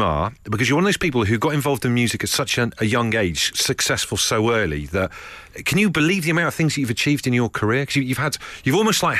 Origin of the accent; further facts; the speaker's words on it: Devon, South West England, United Kingdom; I grew up by the seaside. I grew up down in Devon